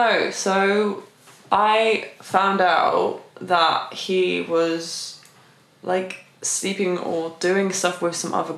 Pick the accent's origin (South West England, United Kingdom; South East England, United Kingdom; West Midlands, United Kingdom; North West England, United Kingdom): South West England, United Kingdom; the Cotswolds; moved away as an adult; now in London, United Kingdom; I'm actually from the Cotswolds, a small village